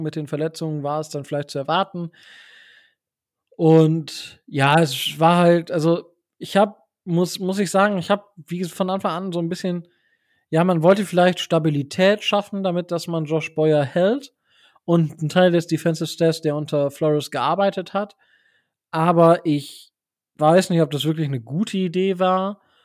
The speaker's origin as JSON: {"language": "German", "area": "Osnabrück Land", "region": "Lower Saxony", "country": "Germany", "tie": "born or raised there"}